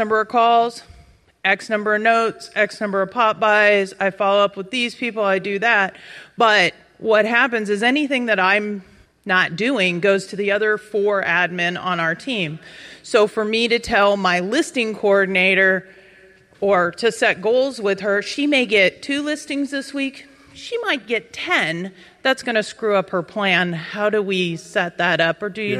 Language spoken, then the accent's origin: English; Corvallis, Oregon, United States; from Corvallis, Oregon, and I lead a team of mostly admin with a couple of agents.